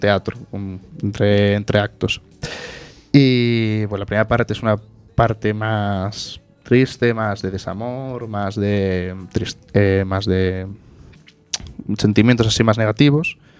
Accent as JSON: {"language": "Spanish", "town": "Oleiros", "region": "Galicia", "country": "Spain", "said": "yo soy de Oleiros"}